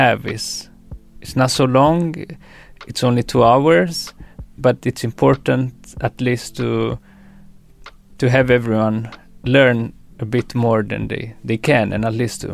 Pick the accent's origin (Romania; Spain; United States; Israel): Romania; moved away; I was from Romania.